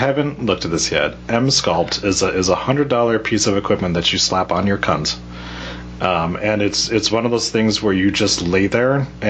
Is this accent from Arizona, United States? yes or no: yes; Phoenix, Arizona, United States; born there; No, I was born in Phoenix.